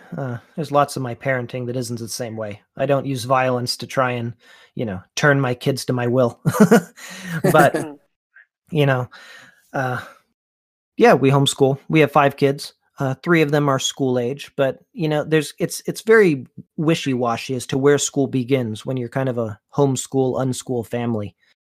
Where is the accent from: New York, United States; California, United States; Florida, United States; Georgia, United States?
Florida, United States; born there; also born or lived in Pennsylvania / Missouri / Texas; now in Allentown, United States; I live in Allentown, Pennsylvania. So I love Pennsylvania. I was born in Florida, moved to Pennsylvania, then out to Missouri, then down to Texas, then back to Pennsylvania.